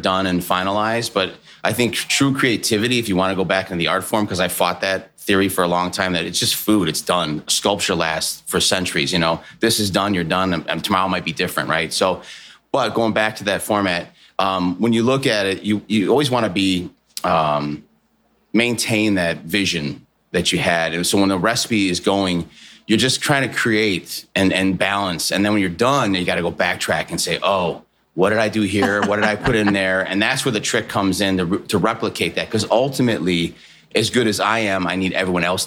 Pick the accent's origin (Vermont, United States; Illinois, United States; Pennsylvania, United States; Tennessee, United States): Illinois, United States; Chicago; I'm from Chicago.